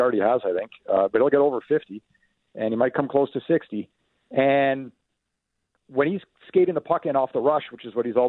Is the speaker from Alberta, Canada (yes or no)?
no; Ottawa, Ontario, Canada; so I grew up in the Ottawa area. I have a lot of friends and family still there.